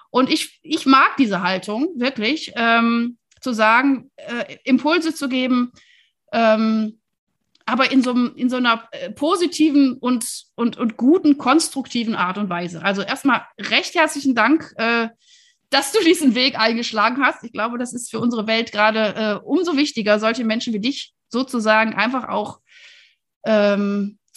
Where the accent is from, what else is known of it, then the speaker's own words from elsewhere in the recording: Wuppertal, North Rhine-Westphalia, Germany; now in Berlin, Germany; also Kölnerin bin ich ja nicht, bin ja aus Wuppertal, ist ja der Vorort von Köln.